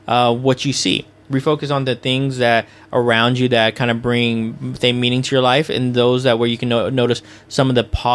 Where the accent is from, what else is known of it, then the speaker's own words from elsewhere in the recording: Houston, Texas, United States; my hometown in Houston